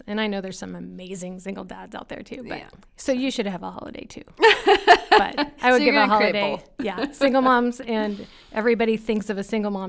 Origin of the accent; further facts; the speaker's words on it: Lincoln, Nebraska, United States; I grew up in Lincoln, Nebraska.